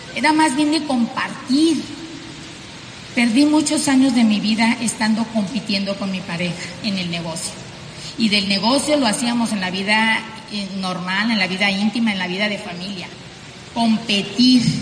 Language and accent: Spanish; Sonora, Mexico; accent: norteña; Nosotros somos pues mexicanos del norte, tú ya lo sabes, simplemente por mi vocerrón tan fuerte, norteña, eh, venimos de Sonora